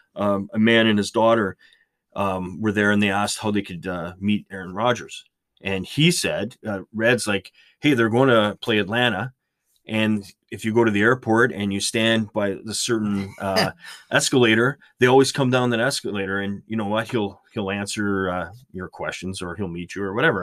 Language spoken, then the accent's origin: English; Canada; being Canadian